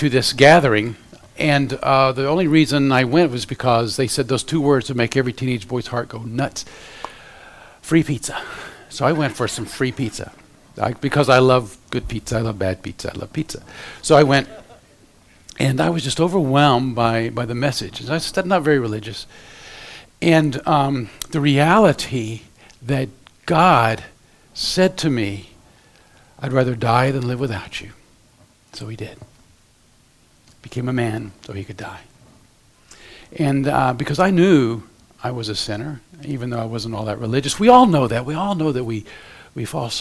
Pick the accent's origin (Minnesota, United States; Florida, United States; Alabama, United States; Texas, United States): Florida, United States; Central; moved away as an adult; now in Ohio, United States; I was raised in Central Florida